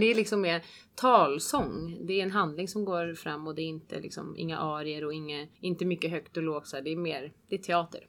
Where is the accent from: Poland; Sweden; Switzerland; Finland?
Switzerland; Swedish is a second language; moved away; jag själv inte är uppvuxen i Sverige och svenska är inte mitt absolut första språk. Jag är uppvuxen i Schweiz och kan tyska